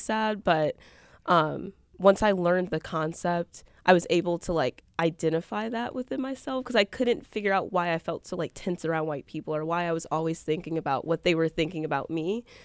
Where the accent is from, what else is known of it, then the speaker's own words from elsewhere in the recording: Milwaukee, Wisconsin, United States; I'm a journalism major from Milwaukee, from the Northwest side.